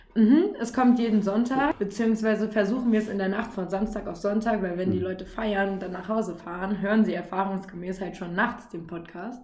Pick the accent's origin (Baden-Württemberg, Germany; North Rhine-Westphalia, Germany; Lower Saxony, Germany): Lower Saxony, Germany; Northeim; now in Berlin, Germany; ursprünglich? Aus, aus Nordheim in Südniedersachsen